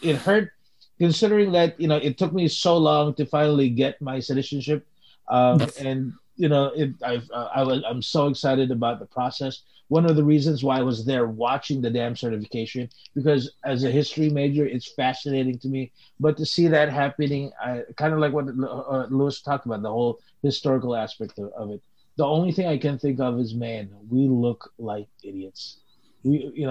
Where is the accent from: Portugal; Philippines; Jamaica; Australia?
Philippines; moved away; you and I came from the Philippines